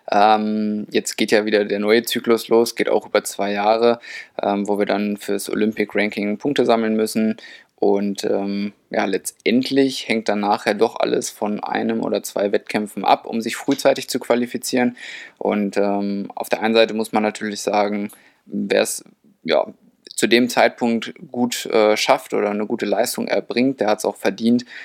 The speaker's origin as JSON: {"language": "German", "town": "Lehrte", "region": "Lower Saxony", "country": "Germany", "tie": "born or raised there", "also_born_or_lived": "Hildesheim", "lives_now": "Saarbrücken, Germany", "said": "Also ich bin in Hildesheim geboren, aber habe eigentlich die ganze Zeit in Lehrte, das ist in der Nähe, äh, gewohnt und trainiert, bis ich dann nach Saarbrücken an den Stützpunkt gezogen bin."}